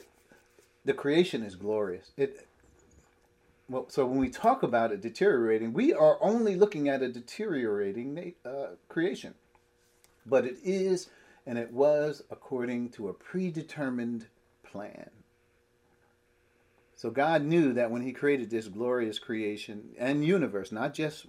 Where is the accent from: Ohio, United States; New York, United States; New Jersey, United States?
New Jersey, United States; Piscataway; where we grew up in Piscataway